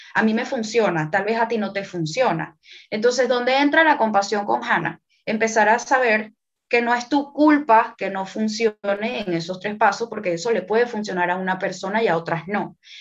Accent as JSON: {"language": "Spanish", "country": "Venezuela", "tie": "born or raised there", "also_born_or_lived": "France", "moved": "yes", "lives_now": "Panama", "said": "yo nací en Venezuela, actualmente vivo en Panamá eh, también he vivido en Francia"}